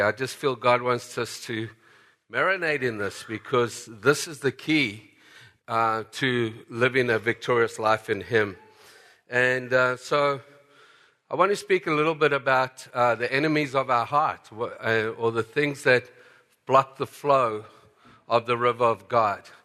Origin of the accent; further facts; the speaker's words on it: South Africa; moved away as an adult; And so I grew up in South Africa